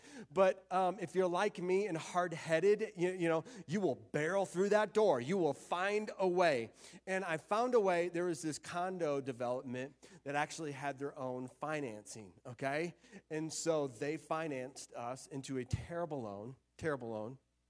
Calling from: Florida, United States; also born or lived in Arizona; we moved from Florida to Arizona. We lived in Arizona for a couple of years, and then we just really felt God calling us to move back to Florida.

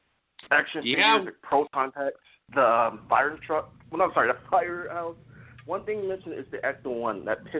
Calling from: Philadelphia, Pennsylvania, United States; I'm calling from Philadelphia, Pennsylvania

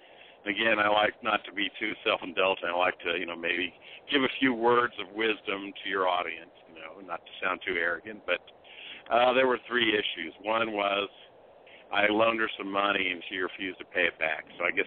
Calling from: Indianapolis, Indiana, United States; Yeah, this is fall in Indianapolis. I haven't called in several months. 53 years old.

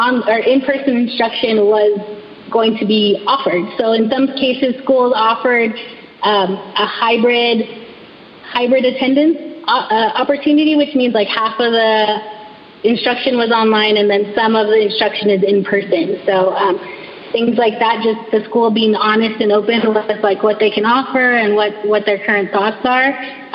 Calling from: California, United States; So I'm speaking from California.

